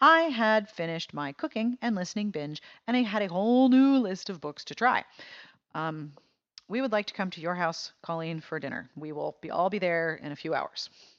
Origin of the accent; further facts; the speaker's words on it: Chicago, Illinois, United States; It takes place in my hometown of Chicago, and she gets it so right. I know all these places. I've eaten in those restaurants.